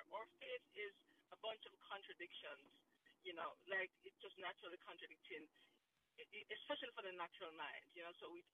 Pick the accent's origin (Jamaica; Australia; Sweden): Jamaica; I'm Jamaican, so I hear the accent